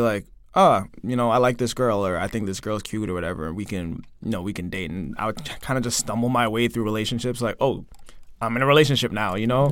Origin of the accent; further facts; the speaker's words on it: Toronto, Ontario, Canada; moved away as an adult; now in South Korea; I'm from Toronto